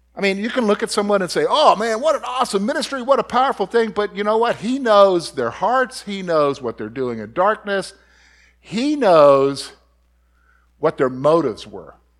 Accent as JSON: {"language": "English", "town": "Columbia", "region": "South Carolina", "country": "United States", "tie": "born or raised there", "moved": "yes", "said": "I grew up in Columbia, South Carolina"}